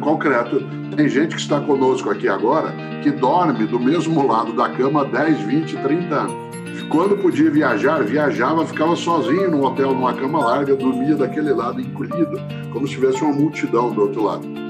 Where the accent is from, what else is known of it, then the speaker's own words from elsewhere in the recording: Londrina, Paraná, Brazil; accent: caipira; now in São Paulo, Brazil; eu sou caipira de Londrina, sou pé vermelho, moro em São Paulo, na capital, há 53 anos, mas sou pé vermelho autêntico